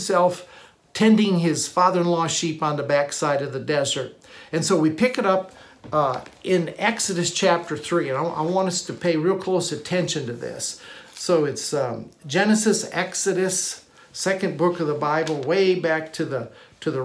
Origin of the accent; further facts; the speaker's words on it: Michigan, United States; I grew up in Michigan